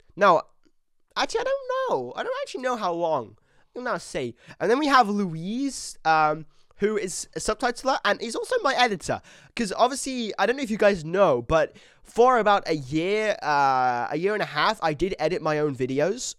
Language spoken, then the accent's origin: English; England, United Kingdom; I'm British, but I'm English.